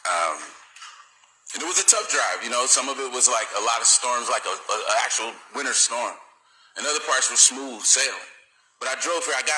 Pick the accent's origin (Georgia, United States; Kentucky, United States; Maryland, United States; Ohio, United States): Ohio, United States; Akron; I'm from Akron, Ohio.